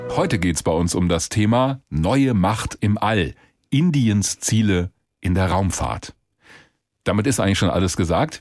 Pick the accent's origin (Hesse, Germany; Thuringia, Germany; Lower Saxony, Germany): Hesse, Germany; Als Hesse